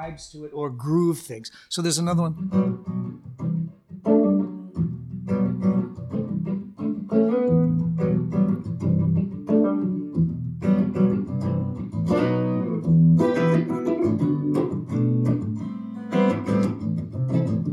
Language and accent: English; Canada; being a Canadian guitar player